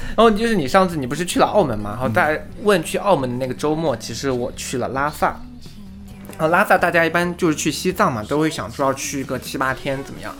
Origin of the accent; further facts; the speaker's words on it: southern China, China; 我是南方人